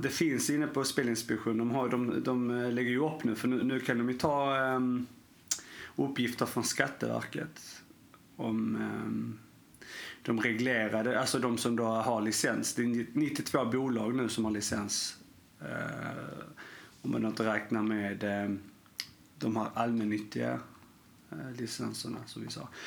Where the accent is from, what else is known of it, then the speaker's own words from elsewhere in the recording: Sweden; jag är ju svensk